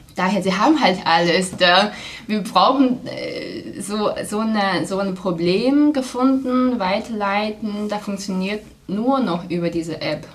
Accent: Qingdao, Shandong, China; German is a second language; moved away as an adult; also born or lived in Passau, Germany; now in Germany; in meiner Heimat Qingdao

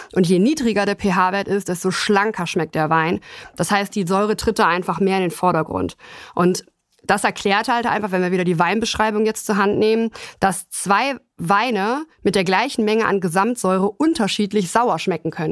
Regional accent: Germany; bei uns in Deutschland

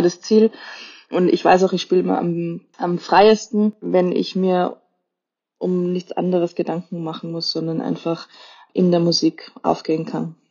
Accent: Austria; als Österreicherin

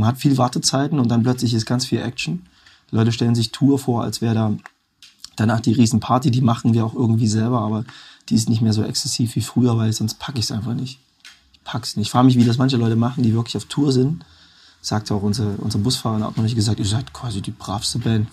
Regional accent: Erfurt, Thuringia, Germany; Heimat ist so, das, wo ich herkomme, Zuhause kann überall sein. Und bei mir ist halt beides Erfurt

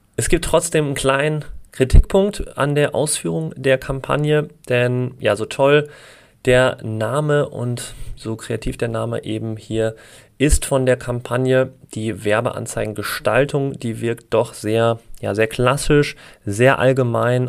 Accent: Essen, North Rhine-Westphalia, Germany; moved away; Ich komme ja ursprünglich auch aus Essen

